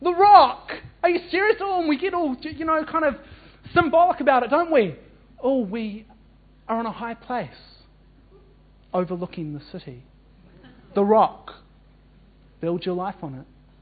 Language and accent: English; New Zealand; as a New Zealander